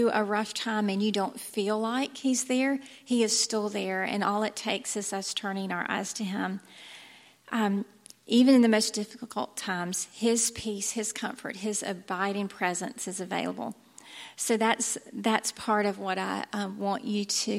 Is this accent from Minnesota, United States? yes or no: no; Thomasville, Georgia, United States; I grew up in Thomasville